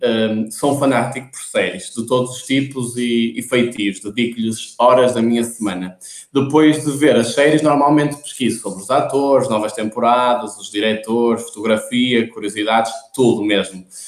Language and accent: Portuguese; Porto, Norte, Portugal; como devem notar pelo meu sotaque, sou do Porto.